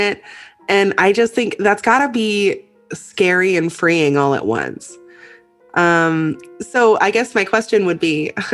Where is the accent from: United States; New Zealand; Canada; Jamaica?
Canada; Vancouver Island, British Columbia; Vancouver Island. So BC, British Columbia, Canada.